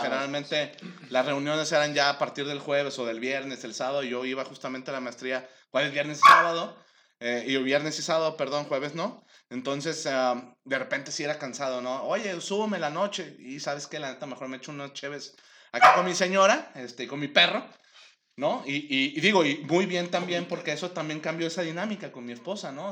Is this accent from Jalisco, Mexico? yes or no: yes; Guadalajara, Jalisco, Mexico; Yo, soy de Guadalajara, siempre he vivido aquí